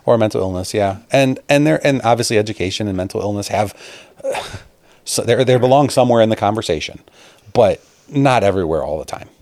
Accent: Chicago, Illinois, United States; moved away as an adult; I grew up outside of Chicago in the suburbs

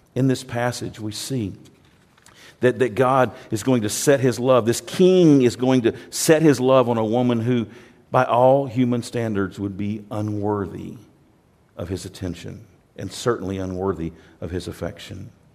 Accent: United States; I'm from America

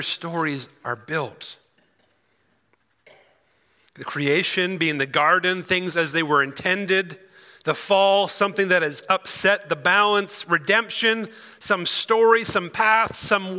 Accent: Cochrane, Alberta, Canada; I'm from Cochrane originally

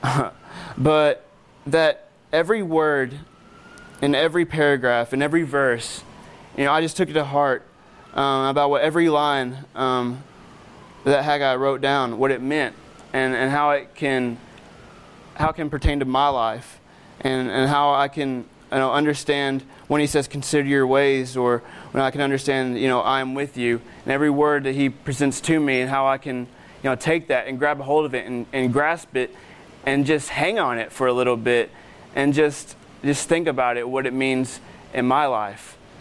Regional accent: Arkansas, United States; I'm from Arkansas

